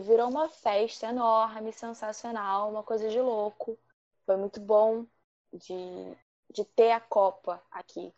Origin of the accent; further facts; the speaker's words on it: Rio de Janeiro, Brazil; eu sou do Rio de Janeiro.